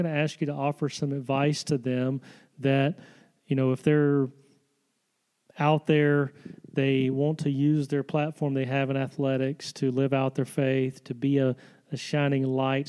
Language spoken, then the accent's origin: English; Selma, Alabama, United States; my hometown in Selma, Alabama